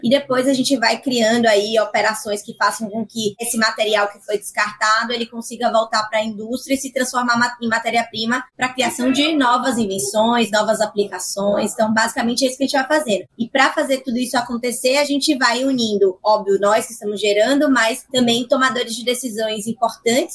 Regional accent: Salvador, Bahia, Brazil; eu sou de Salvador, eu sou nordestina

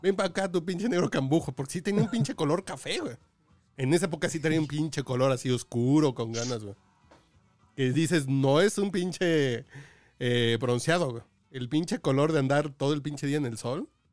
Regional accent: Mexico City, Mexico; soy mexicano, cabrón, soy de Tacubaya, soy más pinche barrio que otra cosa

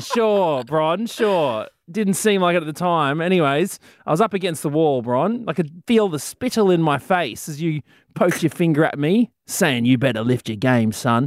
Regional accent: Brisbane, Queensland, Australia; Brisbane City, proud of my hometown

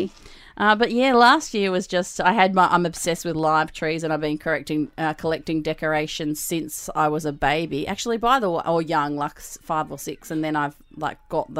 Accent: Melbourne, Victoria, Australia; moved away as an adult; now in Newcastle, Australia; I'm originally from Melbourne, and my family's moved to Newcastle now, so we don't see our extended family. Yes. But up until six years ago, whenever I lived in Melbourne

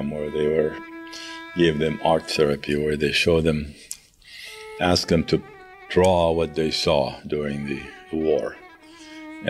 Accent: El Bireh, West Bank, Palestine; moved away; I was born in the West Bank in a town called El Bire, which is right next to Ramallah

